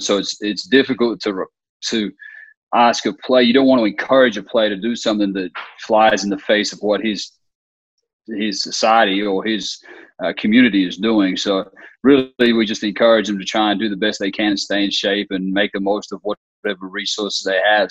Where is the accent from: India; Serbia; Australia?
Australia; moved away as an adult; now in United States; I'm originally from Australia, so I grew up in Australia and spent my whole childhood in Australia. I didn't come here until uh, I was in college